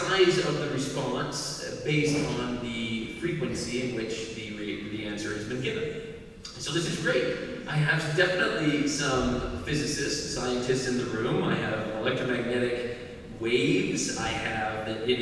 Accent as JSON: {"language": "English", "region": "Arizona", "country": "United States", "moved": "yes", "said": "I come from Arizona originally."}